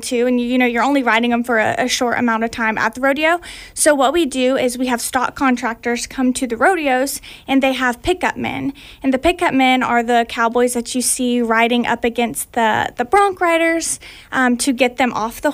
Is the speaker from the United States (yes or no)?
yes; Groveland, Florida, United States; I am from Groveland, Florida, Lake County, but we live right on the Lake Sumter County line